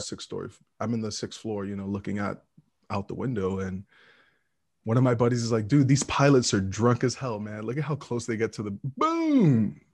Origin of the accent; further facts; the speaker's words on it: New York City, New York, United States; moved away as an adult; also born or lived in Texas / Midwest; Brooklyn, New York. I was born and raised in New York City